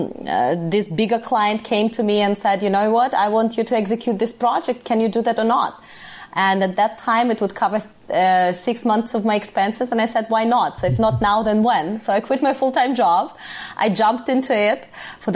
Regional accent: Russian Far East, Russia; moved away; I was actually born in Russia, in the Far East.

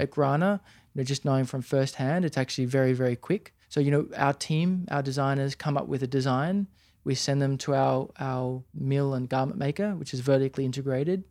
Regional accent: Sydney, New South Wales, Australia; I'm born in Australia, I'm from Sydney

